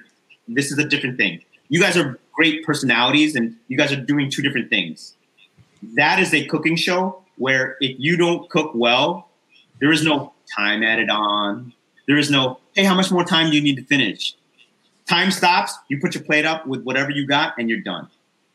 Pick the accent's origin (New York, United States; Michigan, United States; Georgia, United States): New York, United States; New York City; I grew up in New York City.